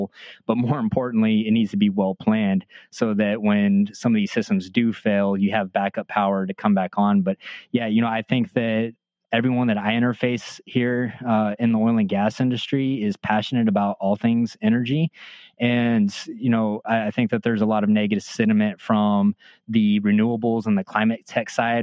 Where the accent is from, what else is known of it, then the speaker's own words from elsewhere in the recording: Midland, Texas, United States; I grew up in Midland, Texas, in West Texas